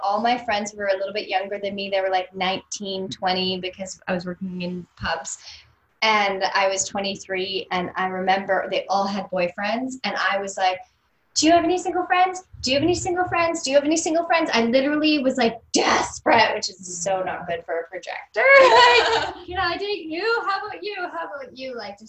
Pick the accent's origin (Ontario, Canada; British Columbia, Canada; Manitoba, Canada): British Columbia, Canada; North Vancouver; when I was with my friends that I grew up with in North Van, they were all starting to get married.